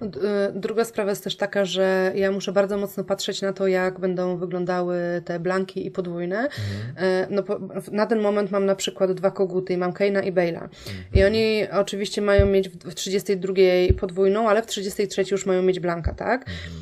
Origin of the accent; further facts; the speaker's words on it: Poznań, Greater Poland, Poland; moved away; pochodzę z Poznania